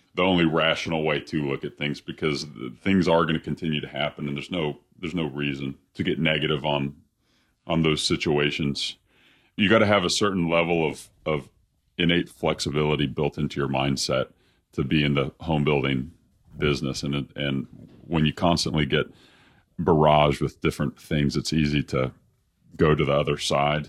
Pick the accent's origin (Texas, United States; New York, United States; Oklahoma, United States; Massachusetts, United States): Texas, United States; Dallas; born or raised there